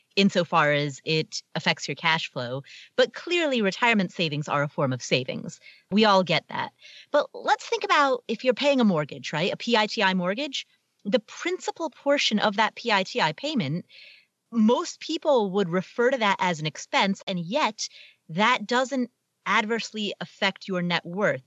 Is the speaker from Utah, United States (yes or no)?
no; Cincinnati, Ohio, United States; Jerry Springer was the mayor of my hometown